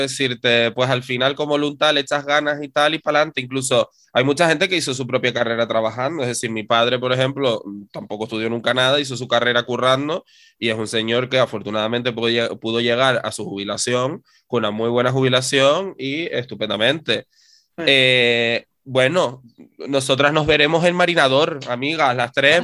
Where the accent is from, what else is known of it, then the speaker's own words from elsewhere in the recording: Canary Islands, Spain; nuestra historia como sociedad canaria